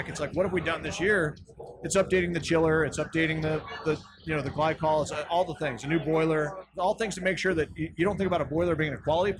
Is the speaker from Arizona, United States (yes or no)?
yes; Arizona, United States; You know, I'm from Arizona. I grew up in Arizona. I went to Desert Cove, Shea Middle School, Shadow Mountain, Arizona State, and now I'm selling beer in my state.